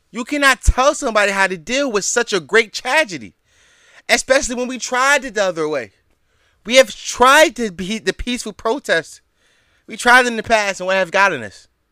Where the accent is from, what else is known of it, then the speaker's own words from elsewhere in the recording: Philadelphia, Pennsylvania, United States; in the city of Philadelphia, my hometown